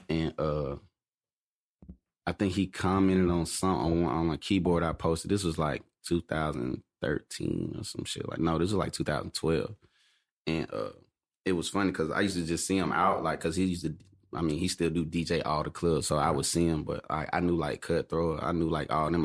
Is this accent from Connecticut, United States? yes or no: no; Atlanta, Georgia, United States; I'm from Atlanta. Mm. Uh, born and raised